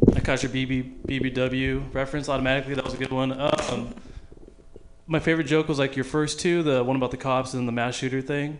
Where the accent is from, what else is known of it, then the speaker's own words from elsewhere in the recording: Manteca, California, United States; I'm from Manteca